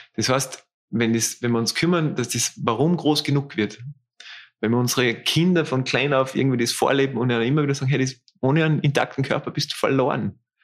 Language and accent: German; Austria; bei uns in Österreich